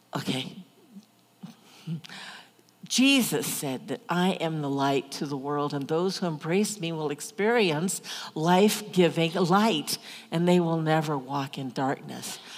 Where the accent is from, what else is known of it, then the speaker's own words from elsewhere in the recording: Omaha, Nebraska, United States; I grew up in Omaha, big city, but my grandparents had a farm.